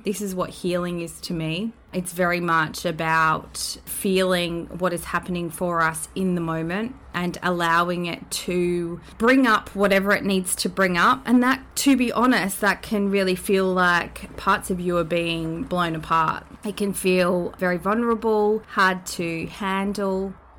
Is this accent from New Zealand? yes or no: yes; New Zealand; And that is to my home country, Aotearoa, which is a beautiful thing.